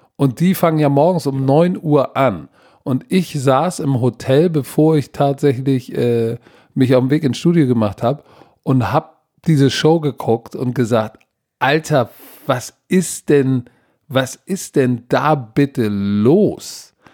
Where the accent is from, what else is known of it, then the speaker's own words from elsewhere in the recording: Germany; als Deutscher